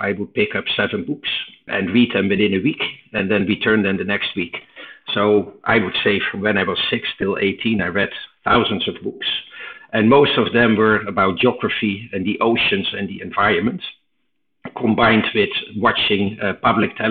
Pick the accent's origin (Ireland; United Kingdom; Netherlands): Netherlands; eastern Netherlands; English is a second language; moved away as an adult; also born or lived in United States; I was born in Holland in the 60s, and I grew up in a very quiet Robin Hood type of place in the east of Holland